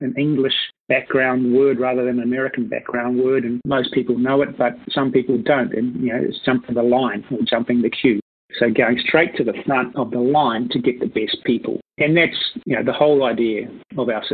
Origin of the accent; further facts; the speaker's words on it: New Zealand; also born or lived in Singapore; I moved back home, and we started QJumpers